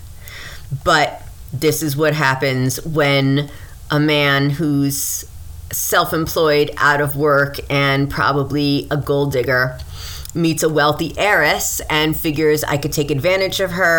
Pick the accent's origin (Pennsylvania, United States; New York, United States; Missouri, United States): New York, United States; Mount Vernon; also born or lived in Westchester County, New York, United States; I'm from Mount Vernon